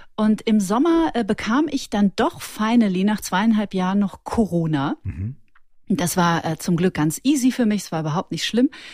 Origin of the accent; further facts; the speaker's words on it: Ruhr area, North Rhine-Westphalia, Germany; now in Munich, Germany; Und ich bin aus dem Ruhrgebiet.